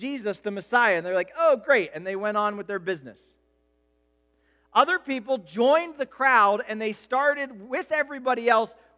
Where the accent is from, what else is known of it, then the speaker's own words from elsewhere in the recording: United States; as an American culture